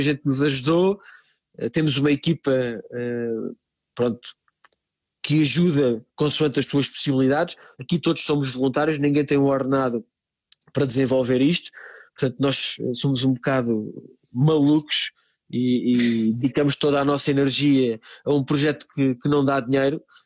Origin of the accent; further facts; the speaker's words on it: Montemor-o-Novo, Alentejo, Portugal; moved away as an adult; also born or lived in Lisbon; now in Branca, Portugal; eu sou, sou alentejano. Uh, passei toda a minha infância uh, no Alentejo, numa cidade chamada Monte, de, Montemor Novo.